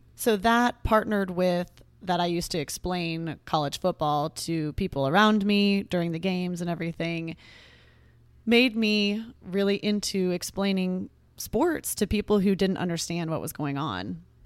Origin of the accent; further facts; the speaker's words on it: Texas, United States; I grew up in Texas and still live here.